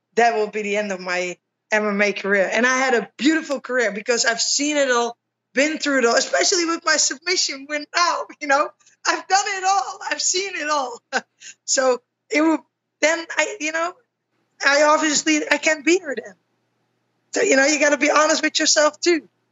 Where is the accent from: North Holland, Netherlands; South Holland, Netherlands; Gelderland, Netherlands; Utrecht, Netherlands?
Utrecht, Netherlands; my hometown, Utrecht